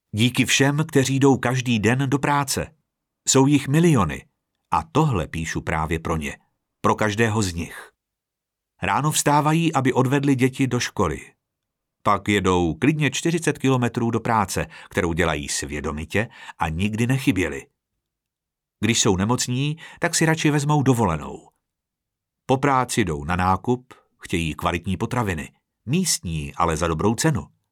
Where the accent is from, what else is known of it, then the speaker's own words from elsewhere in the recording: Czechia; Jsem Čech a jsem hrdý Čech